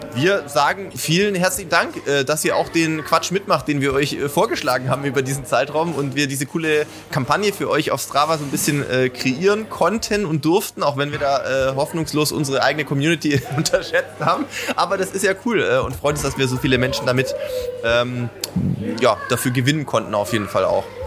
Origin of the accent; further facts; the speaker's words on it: Sindelfingen, Baden-Württemberg, Germany; als Sindelfinger ja. äh, grob in der äh, ähnlichen Ecke zumindest mal groß geworden